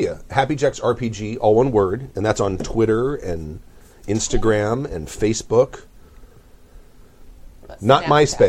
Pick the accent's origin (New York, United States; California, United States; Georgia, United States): California, United States; Long Beach; having been born and raised in Long Beach, that's not Compton. They're two separate cities.